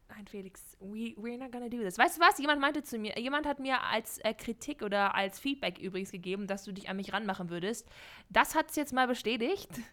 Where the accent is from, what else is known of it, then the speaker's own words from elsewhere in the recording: Shanghai, China; moved away; ich bin in Shanghai aufgewachsen